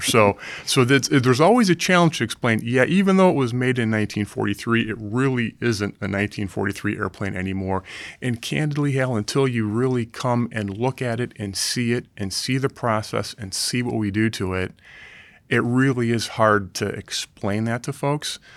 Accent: Ohio, United States; I grew up in the Midwest in Ohio

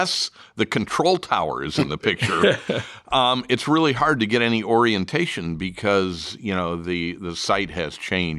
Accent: Chicago, Illinois, United States; Well, for me, growing up in Chicago, I can remember as a little kid going actually to Rockford.

